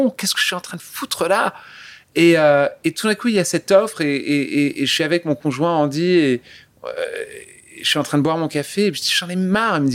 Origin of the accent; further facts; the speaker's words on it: France; accent: French; J'ai un accent français